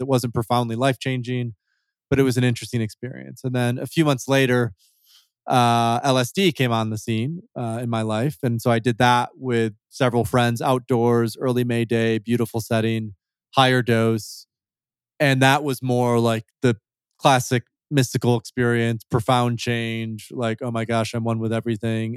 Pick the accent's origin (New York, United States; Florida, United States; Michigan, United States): Michigan, United States; West; moved away as an adult; also born or lived in Turkey; I'm from Michigan originally, so from Grand Rapids. I grew up in, like, a small, small town in West Michigan, fifteen thousand people.